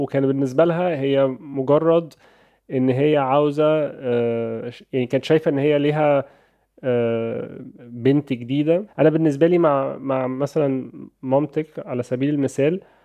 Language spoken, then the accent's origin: Arabic; Egypt; عندنا في مصر